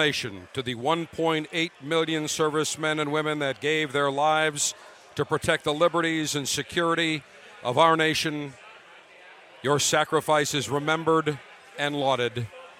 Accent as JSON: {"language": "English", "town": "Buffalo", "region": "New York", "country": "United States", "tie": "born or raised there", "said": "my hometown of Buffalo, New York."}